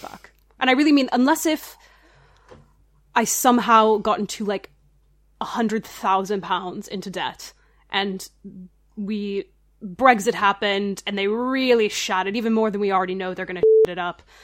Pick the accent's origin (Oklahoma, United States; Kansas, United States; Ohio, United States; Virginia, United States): Ohio, United States; Oakwood; moved away as an adult; also born or lived in Dayton, Ohio; I grew up in Dayton, Ohio